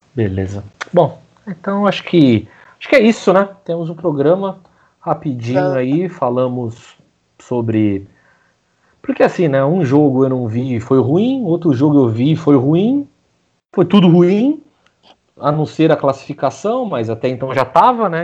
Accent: Brazil; sendo brasileiro

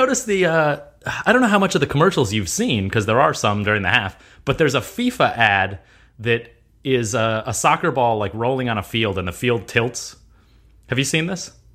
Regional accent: United States; I was born in America. I'm an American

